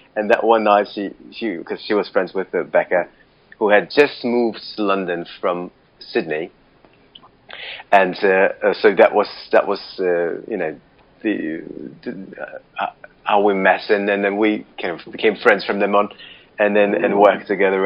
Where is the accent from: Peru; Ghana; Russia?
Russia; Moscow; I, I was born in, in Moscow